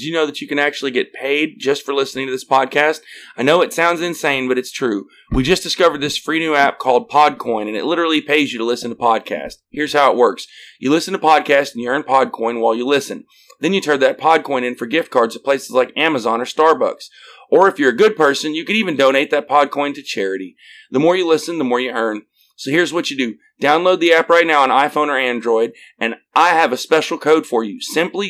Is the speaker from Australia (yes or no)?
no; Arkansas, United States; I'm from Arkansas, so